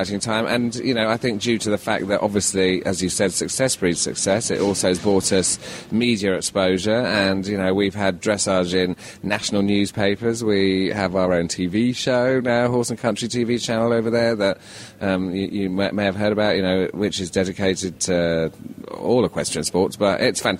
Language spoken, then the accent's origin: English; United Kingdom; being British